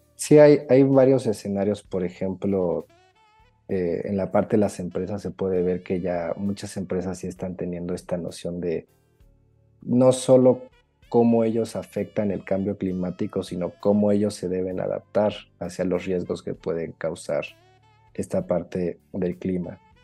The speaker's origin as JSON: {"language": "Spanish", "country": "Mexico"}